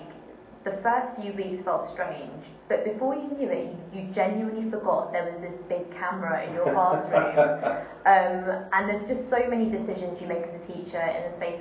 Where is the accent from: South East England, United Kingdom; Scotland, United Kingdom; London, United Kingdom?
London, United Kingdom; Wembley; where I grew up in Wembley